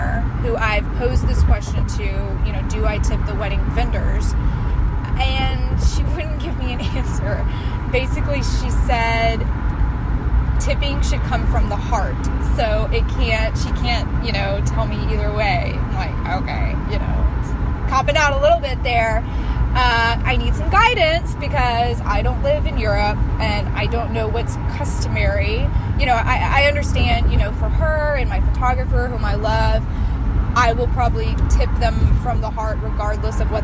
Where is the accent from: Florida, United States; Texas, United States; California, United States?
Texas, United States; I am from Texas